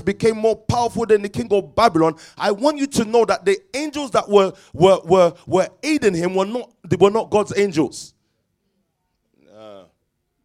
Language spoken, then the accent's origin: English; London, United Kingdom; I was born in Stockwell